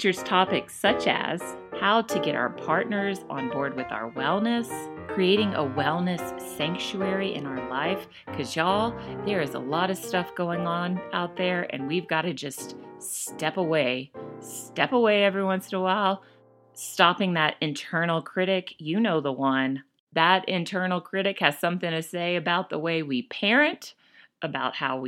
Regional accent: United States; moved away as an adult; now in Calgary, Canada; I'm an American married to a Spaniard raising Canadian children.

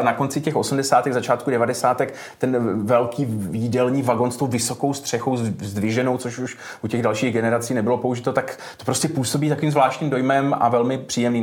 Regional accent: Moravia, Czechia; tady třeba u nás na Moravě

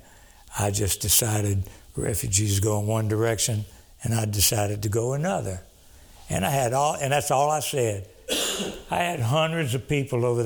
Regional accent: Cameron, Louisiana, United States; moved away; also born or lived in Dallas; I'm from South Louisiana, Cameron, Louisiana

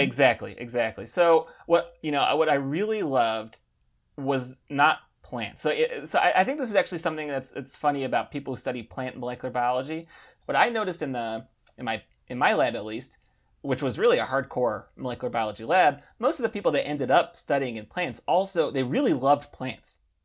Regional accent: United States; moved away as an adult; now in Paris, France; I am American

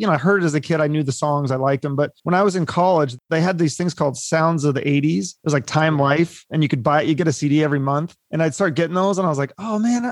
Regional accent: Seattle, Washington, United States; growing up in Seattle during the height of grunge

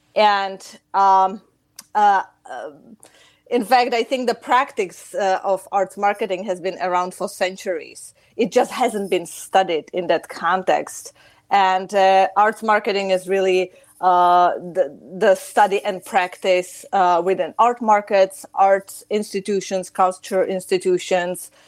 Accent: Chicago, Illinois, United States; moved away as an adult; also born or lived in Czech Republic; now in Prague, Czech Republic; I've spent most of my life um, in Chicago, United States

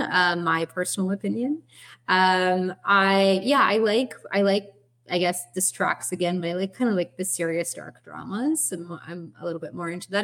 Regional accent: Edmonton, Alberta, Canada; moved away as an adult; now in Toronto, Canada; we are actually originally from Edmonton, uh, from your home province, Alberta

